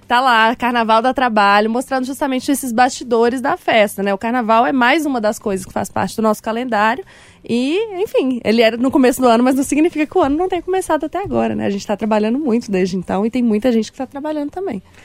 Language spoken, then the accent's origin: Portuguese; Belo Horizonte, Minas Gerais, Brazil; eu sou daqui de BH, nasci na região da Pampulha, sempre morei na mesma casa ali com os meus pais